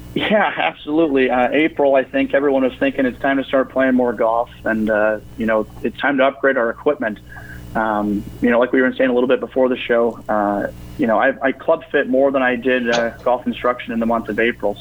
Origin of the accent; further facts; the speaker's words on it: Pillager, Minnesota, United States; I grew up in Pillager, uh, you know, played golf there